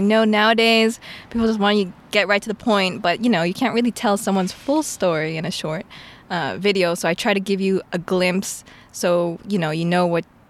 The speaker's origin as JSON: {"language": "English", "region": "California", "country": "United States", "tie": "born or raised there", "said": "Yes. But so I'm Filipino American. Both my parents from the Philippines."}